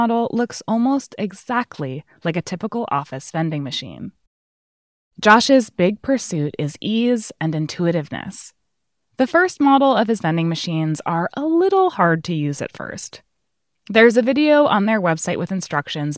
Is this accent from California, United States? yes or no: no; Hudson Valley, New York, United States; I grew up in the Hudson Valley